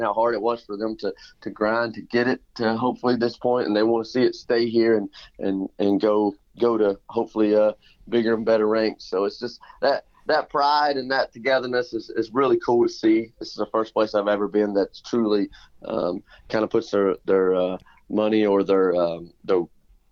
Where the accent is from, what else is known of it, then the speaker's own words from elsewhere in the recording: Elizabethton, Tennessee, United States; Elizabeth, in my hometown